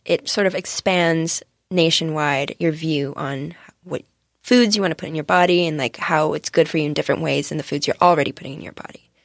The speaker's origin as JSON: {"language": "English", "country": "Singapore", "moved": "yes", "lives_now": "California, United States", "said": "As someone who comes from Singapore"}